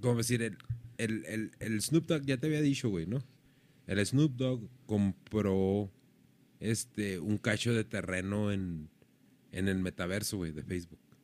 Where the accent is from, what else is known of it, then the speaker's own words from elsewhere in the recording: Mexico; somos mexicanos